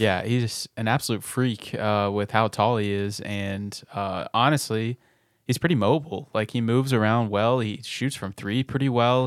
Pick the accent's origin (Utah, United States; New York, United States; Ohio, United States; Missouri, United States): Missouri, United States; Nixa; Nixon, Missouri, uh, my hometown.